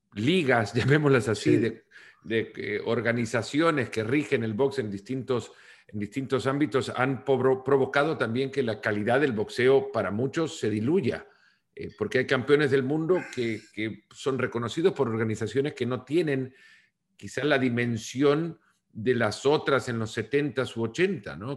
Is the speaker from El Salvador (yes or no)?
yes; El Salvador; Yo soy del Salvador